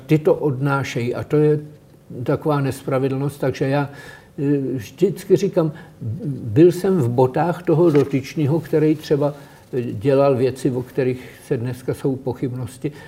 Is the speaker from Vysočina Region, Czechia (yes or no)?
no; Prague, Czechia; jsem z Praha, je pro mě město, kde se cítím dobře.